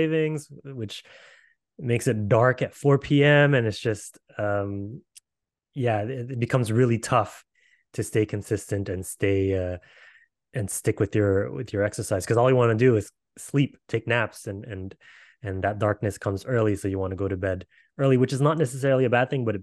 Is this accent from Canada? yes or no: yes; Canada; we're from Canada